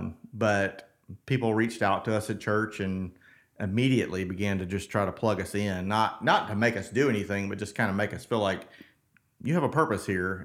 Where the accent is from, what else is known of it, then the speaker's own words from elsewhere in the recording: South Mississippi, United States; I'm a Mississippi boy. I was born in South Mississippi